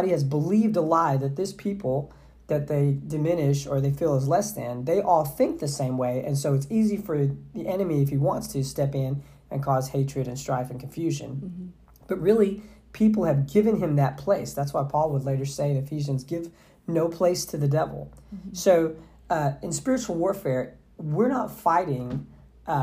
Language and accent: English; Southeast Texas, United States; I grew up in Southeast Texas